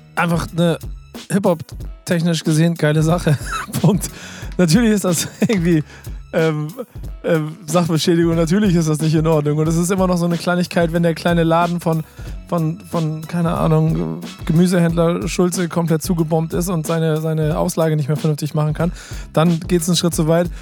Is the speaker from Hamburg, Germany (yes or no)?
yes; Hamburg, Germany; Ey, wir sind Hamburger